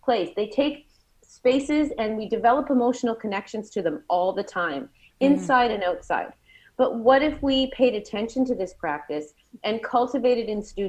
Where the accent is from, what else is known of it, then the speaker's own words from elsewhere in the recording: Saanich, British Columbia, Canada; also born or lived in Surrey, Canada; I grew up on the island on an Indigenous lands outside of Victoria called Saanich